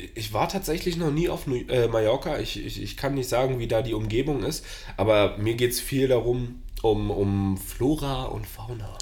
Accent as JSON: {"language": "German", "region": "Berlin", "country": "Germany"}